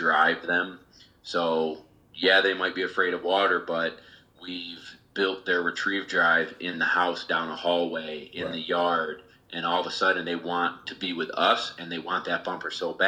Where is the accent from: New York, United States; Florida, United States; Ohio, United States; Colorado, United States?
New York, United States; Syracuse; I'm originally from the Syracuse, New York area. Central New York, smack dab in the middle of the state